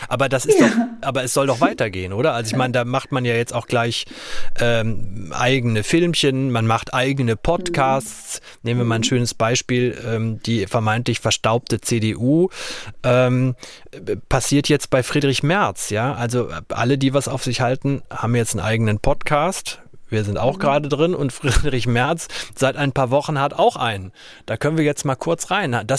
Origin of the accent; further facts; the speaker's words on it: Arnsberg, North Rhine-Westphalia, Germany; now in Berlin, Germany; gehe mit offenen Augen auch durch Berlin und durch meine Heimatstadt Arnsberg.